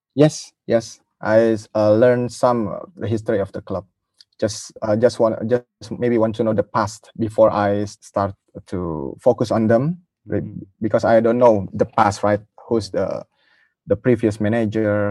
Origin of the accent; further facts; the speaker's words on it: Jakarta, Indonesia; I'm from Jakarta, Indonesia